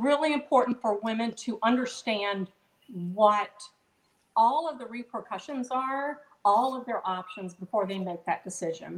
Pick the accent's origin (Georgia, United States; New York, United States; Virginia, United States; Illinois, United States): Virginia, United States; I was born in Virginia, always lived in Virginia, and always been proud to be a Virginian